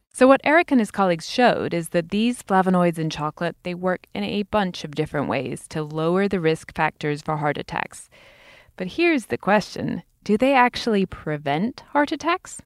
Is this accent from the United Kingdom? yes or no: yes; United Kingdom; As a Brit